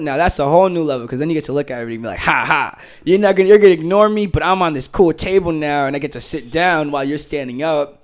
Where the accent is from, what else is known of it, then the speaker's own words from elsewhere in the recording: Boston, Massachusetts, United States; I'm from Boston